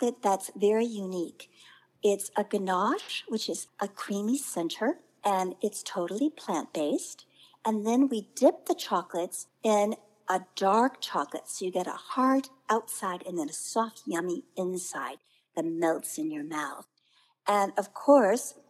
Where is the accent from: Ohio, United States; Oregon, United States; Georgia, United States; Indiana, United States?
Indiana, United States; moved away; also born or lived in New York; growing up in the Midwest in Indiana